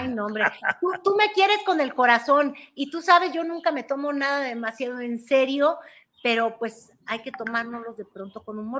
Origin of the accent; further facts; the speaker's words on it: Mexico; somos los mexicanos